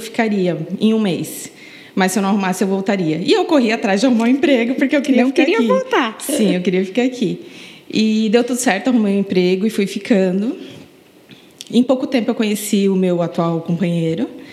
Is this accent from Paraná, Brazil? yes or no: yes; Paraná, Brazil; moved away as an adult; now in Florianópolis, Brazil; eu não sou daqui, eu sou paranaense. Me mudei para Florianópolis em 2009